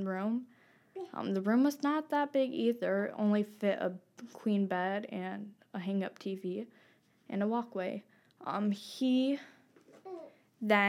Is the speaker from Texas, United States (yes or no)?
no; Kalamazoo, Three Rivers, Holland, Michigan, United States; we grew up in Kalamazoo, Three Rivers, for a long time, and moved to Holland, and then we were almost everywhere in Michigan from there